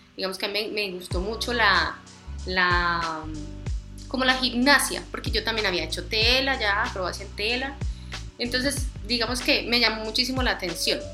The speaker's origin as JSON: {"language": "Spanish", "town": "Medellín", "region": "Antioquia", "country": "Colombia", "moved": "yes", "lives_now": "Villavicencio, Colombia", "said": "Medellín, Antioquia."}